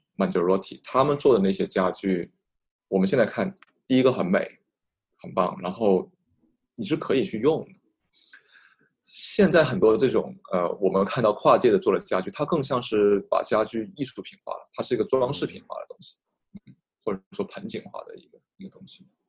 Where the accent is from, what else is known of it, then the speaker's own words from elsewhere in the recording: Guangzhou, Guangdong, China; 作为一个广州人